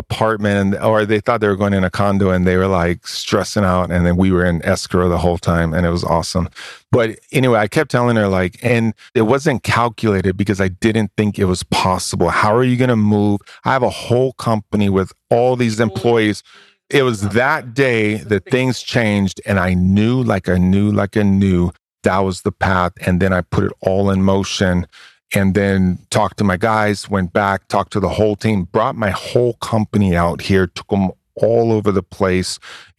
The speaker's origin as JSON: {"language": "English", "region": "Hawaii", "country": "United States", "tie": "born or raised there", "also_born_or_lived": "Oakland, California", "moved": "yes", "lives_now": "Texas, United States", "said": "I grew up in Hawaii, man. I went from Hawaii being the only white kid to Oakland being the only white kid."}